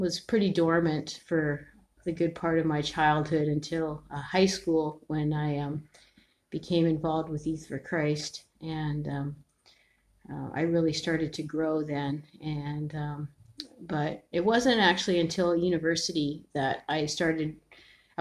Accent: Ontario, Canada; also born or lived in San Francisco, United States / northern British Columbia, Canada; we immigrated to Canada when I was 3.

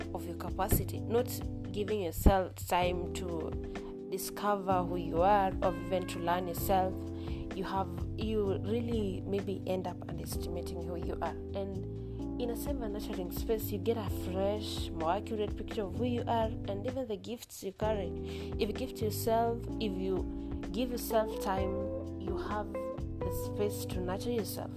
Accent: Kenya; I'm a student from Kenya

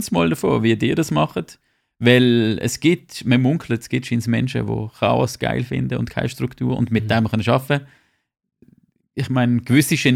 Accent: Switzerland

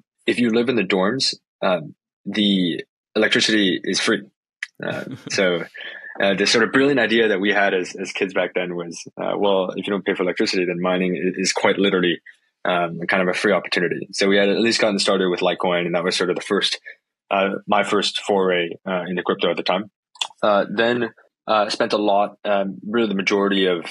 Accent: San Francisco, California, United States; born and raised in San Francisco in the Bay Area, and never left

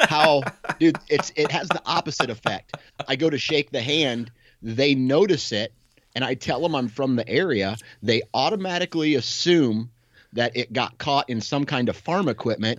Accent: Iowa, United States; I'm a local guy, right? I'm from Iowa.

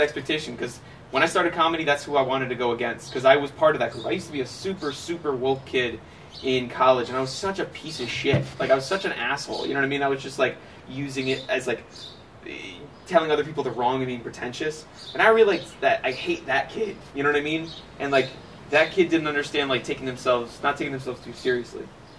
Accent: Midwest, United States; I'm from the Midwest.

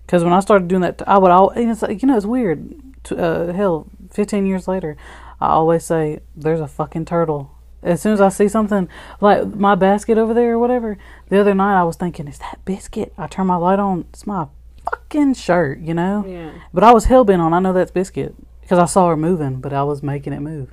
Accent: Alabama, United States; we are from Alabama

